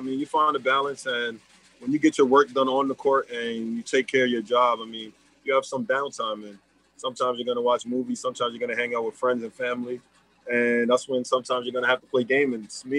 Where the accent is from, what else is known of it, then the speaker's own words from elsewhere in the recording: New York City, New York, United States; growing up in Left Rack City, I would say, I mean, it's definitely different.